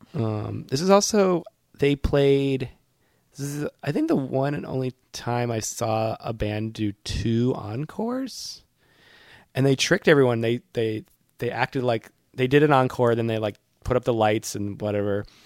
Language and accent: English; near Boston, Massachusetts, United States; My hometown, not far from my college, uh, is far enough from Boston